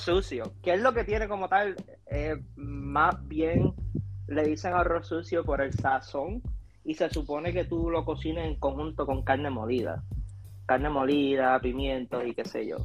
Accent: Ponce, Puerto Rico; now in United States; Somos del Calentón

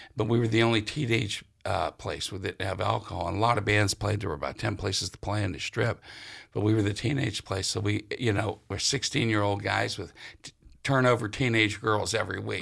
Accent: Sharon, Pennsylvania, United States; I'm from, uh, Sharon, Pennsylvania.

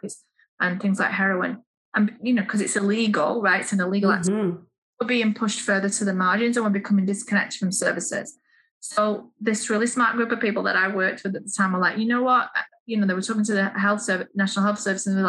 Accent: Manchester, North West England, United Kingdom; moved away; also born or lived in Leeds; I'm from the United Kingdom, from the north of England. I was born in Manchester and I moved east to Leeds

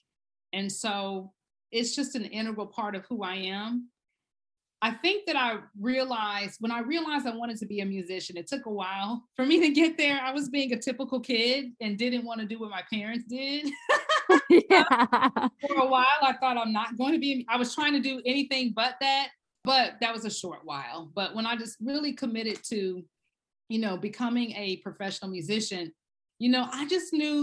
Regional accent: Baton Rouge, Louisiana, United States; I grew up in Baton Rouge, Louisiana, in a very Creole part of the state

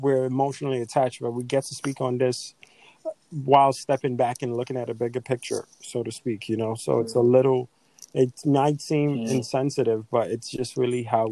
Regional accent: Nigeria; moved away; also born or lived in New York; you're from that country that I'm from while in a different place

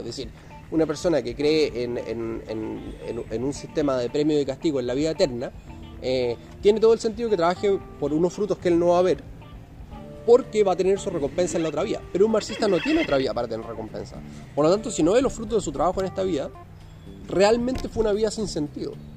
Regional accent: Chile; nosotros como sociedad chilena

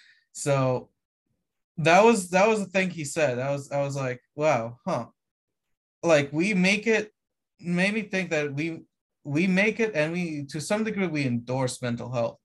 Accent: Romania; moved away; I come from Romania

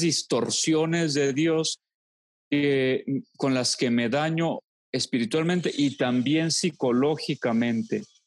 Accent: Los Altos de Jalisco, Mexico; moved away; also born or lived in Monterrey / Durango; volví a mis queridísimos Saltos de Jalisco después de, después de 20 años de haberme ido. Eh, fue, bello reencontrarme con mi mamá

